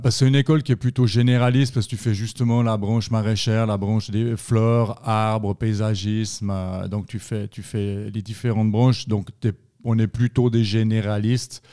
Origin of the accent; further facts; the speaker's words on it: Yverdon-les-Bains, Vaud, Switzerland; moved away as an adult; also born or lived in Estavayer-le-Lac; now in Fribourg, Switzerland; je viens de la région d'Yverdon, dans le canton de Vaud